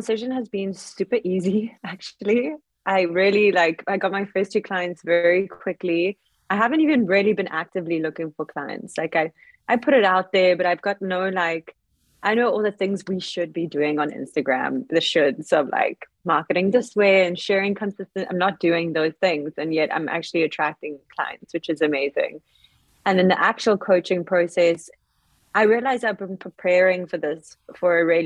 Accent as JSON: {"language": "English", "town": "Cape Town", "region": "Western Cape", "country": "South Africa", "also_born_or_lived": "Los Angeles", "said": "I am from Cape Town, South Africa. I'm here right now."}